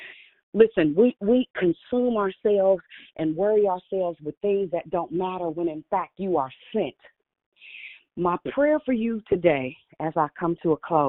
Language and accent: English; Richmond, United States; I'm from Richmond